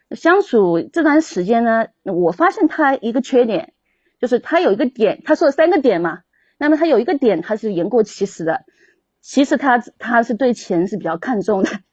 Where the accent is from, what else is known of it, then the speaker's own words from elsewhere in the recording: Zhejiang, China; 我是浙江的，按照浙江这边的风俗去办